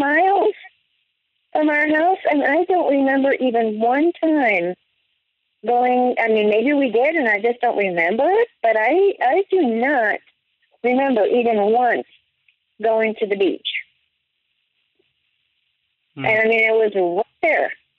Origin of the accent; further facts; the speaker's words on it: Midwest, United States; moved away; also born or lived in New York / Colorado; growing up in the Midwest, except for 2 years in New York, but otherwise growing up in the Midwest and then in Colorado